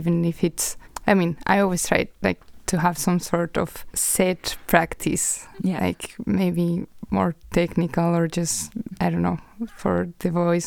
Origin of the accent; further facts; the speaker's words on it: Madrid, Community of Madrid, Spain; moved away as an adult; now in Denmark; I am from Spain, from Madrid.